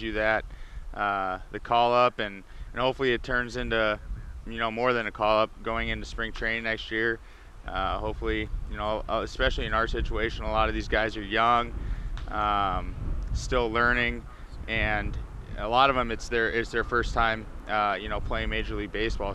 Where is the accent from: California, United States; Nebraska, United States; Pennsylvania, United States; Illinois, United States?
Nebraska, United States; Omaha; also born or lived in Philadelphia; I'm from Omaha, Nebraska, so we didn't have a professional team in Omaha, or the closest one was Kansas City. So, but St. Louis being close to where I grew up